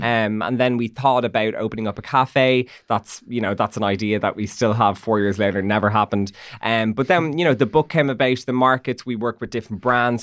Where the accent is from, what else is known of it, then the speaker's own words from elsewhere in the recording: Dublin, Leinster, Ireland; I'm from Nucgrove